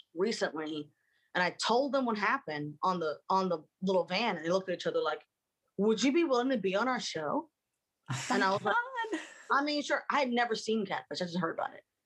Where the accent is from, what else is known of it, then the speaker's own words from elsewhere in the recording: Baltimore, Maryland, United States; moved away; we grew up in Baltimore